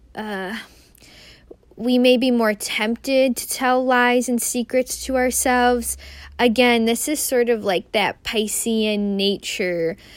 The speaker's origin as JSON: {"language": "English", "region": "Midwest", "country": "United States", "tie": "born or raised there", "said": "a Midwesterner, someone who grew up in the Midwest"}